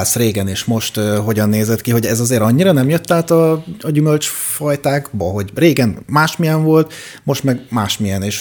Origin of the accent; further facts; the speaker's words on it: Budapest, Hungary; Jó, de én budapesti vagyok, és tudod, emiatt én lenézem